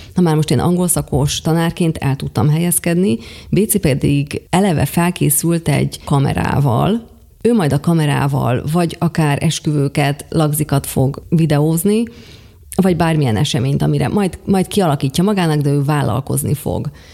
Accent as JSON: {"language": "Hungarian", "town": "Pólyán", "region": "Košice Region", "country": "Slovakia", "tie": "born or raised there", "said": "Mind a ketten bodrogközi születésűek vagyunk, bodrogköziek vagyunk, én Pólyányból származom"}